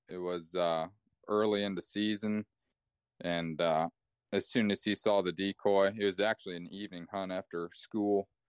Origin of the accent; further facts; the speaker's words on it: Wauseon, Ohio, United States; Uh, I'm from Wauseon.